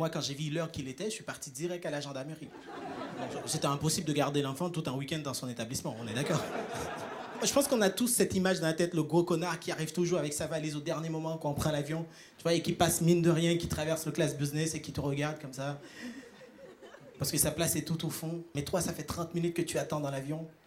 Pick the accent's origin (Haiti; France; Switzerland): Haiti; Moi, je viens d'Haïti, à ne pas confondre avec Tahiti.